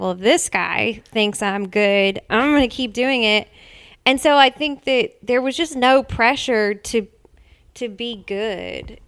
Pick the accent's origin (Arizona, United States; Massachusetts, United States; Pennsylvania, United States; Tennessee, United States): Tennessee, United States; Nashville; also born or lived in Mount Juliet, Tennessee; I was born and raised in Nashville.